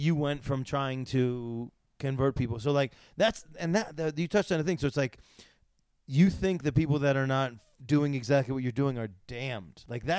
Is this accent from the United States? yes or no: yes; Syracuse, New York, United States; I'm from Syracuse.